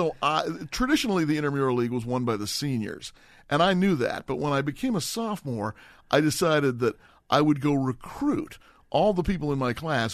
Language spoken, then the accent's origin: English; Los Angeles, California, United States; also born or lived in Berkeley, California / Peru; I was raised here in Los Angeles.